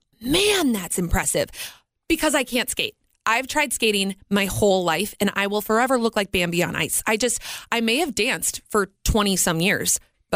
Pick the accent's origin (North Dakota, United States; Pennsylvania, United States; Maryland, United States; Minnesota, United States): Minnesota, United States; Red Wing; I grew up in Red Wing, Minnesota.